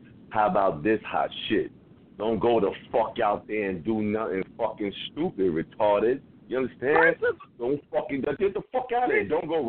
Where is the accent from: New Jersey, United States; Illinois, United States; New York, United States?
New York, United States; New York City; I'm born and raised in the Bronx